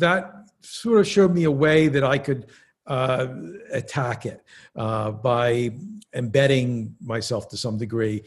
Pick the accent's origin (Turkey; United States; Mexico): United States; Philadelphia, Pennsylvania; I grew up in Philadelphia in somewhat of a upwardly mobile yet working class neighborhood